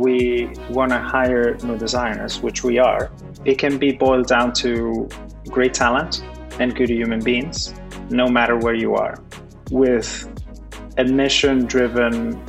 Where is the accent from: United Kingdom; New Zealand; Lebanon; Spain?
Spain; Galicia; also born or lived in Brooklyn, New York; now in New York, United States; I live in Brooklyn, New York, but I'm originally from Galicia, Spain.